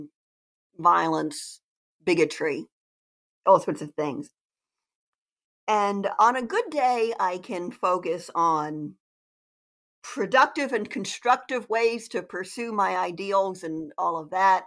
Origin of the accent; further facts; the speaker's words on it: Delaware, United States; also born or lived in New England; now in Maryland, United States; I'm from Delaware originally, but I live in Maryland.